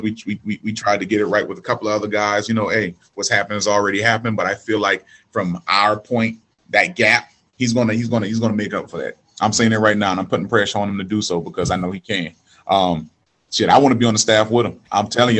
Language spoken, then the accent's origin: English; Charleston, South Carolina, United States; I'm from the Macon down here in Charleston, South Carolina. I'm from the hood